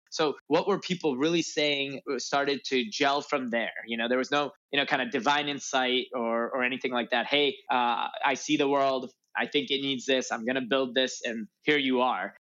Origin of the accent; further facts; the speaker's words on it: north suburbs of Chicago, Illinois, United States; moved away as an adult; also born or lived in Urbana-Champaign, Illinois; now in Los Angeles, United States; I grew up in Illinois in the north suburbs of Chicago